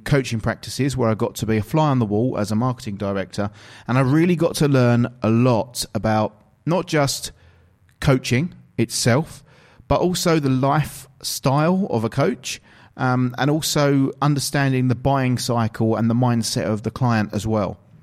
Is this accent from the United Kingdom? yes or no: yes; England, United Kingdom; I'm actually from England, from the United Kingdom